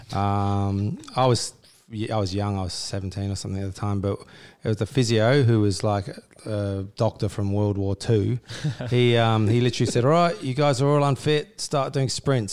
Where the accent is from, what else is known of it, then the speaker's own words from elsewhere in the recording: Australia; I grew up in Australia